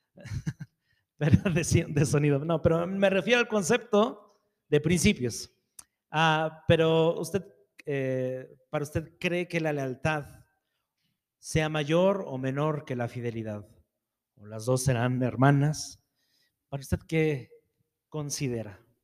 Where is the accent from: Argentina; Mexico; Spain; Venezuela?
Mexico; soy mexicano